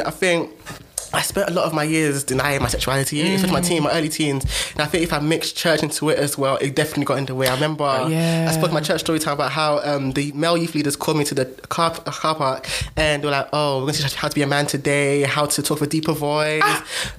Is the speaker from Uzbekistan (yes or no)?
no; Ghana; I think that being Ghanaian as well